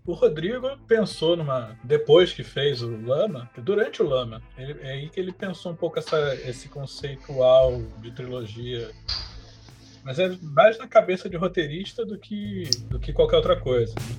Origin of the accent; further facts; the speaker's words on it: Rio de Janeiro, Brazil; now in São Paulo, Brazil; Sou um carioca, já moro em São Paulo há um tempão.